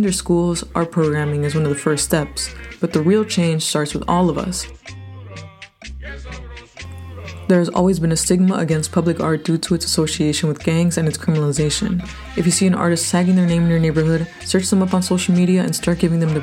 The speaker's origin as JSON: {"language": "English", "town": "Chicago", "region": "Illinois", "country": "United States", "tie": "born or raised there", "said": "I grew up in Pilsen"}